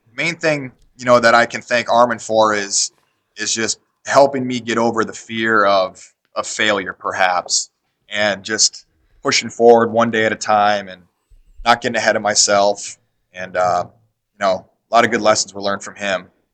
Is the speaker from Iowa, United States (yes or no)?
yes; Davenport, Iowa, United States; now in Iowa City, United States; We moved down to Davenport, Iowa, which was my hometown growing up